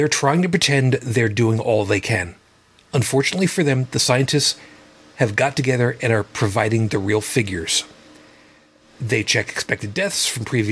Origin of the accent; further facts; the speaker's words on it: Long Island, New York, United States; a town called Amityville, which is very close to where I grew up on Long Island